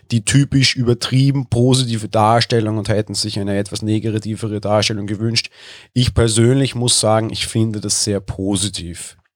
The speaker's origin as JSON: {"language": "German", "country": "Austria", "said": "Ich bin Österreicher, letzte Woche Sonntag durfte ich noch auf Konzerte gehen"}